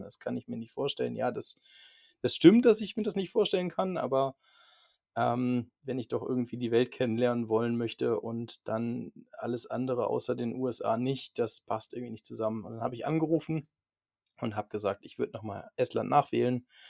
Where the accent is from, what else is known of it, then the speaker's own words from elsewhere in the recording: near Cologne, North Rhine-Westphalia, Germany; moved away as an adult; now in Minden, Germany; ich komme ursprünglich aus der Nähe von Köln